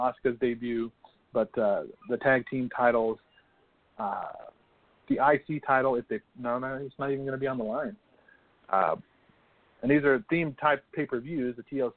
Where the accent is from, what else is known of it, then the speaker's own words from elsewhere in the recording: West Coast, United States; I'm West Coast